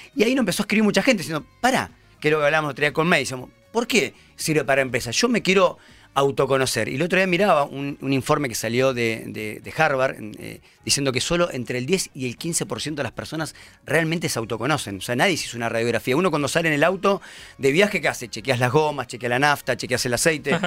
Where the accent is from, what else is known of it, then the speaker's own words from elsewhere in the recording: Pergamino, Buenos Aires Province, Argentina; moved away as an adult; also born or lived in Chile; now in Buenos Aires, Argentina; Yo soy pergaminense, en realidad. A los 18 años me vine a estudiar a Buenos Aires